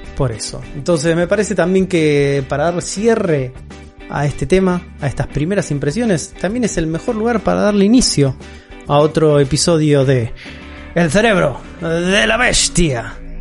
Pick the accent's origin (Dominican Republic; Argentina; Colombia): Argentina; nuestra realidad como sudamericanos y como argentinos